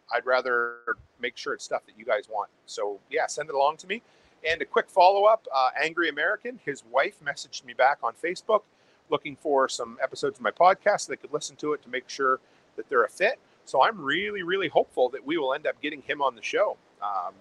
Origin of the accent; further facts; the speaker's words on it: Nova Scotia, Canada; moved away as an adult; now in Alberta, Canada; where I grew up on the East Coast, on the Atlantic Ocean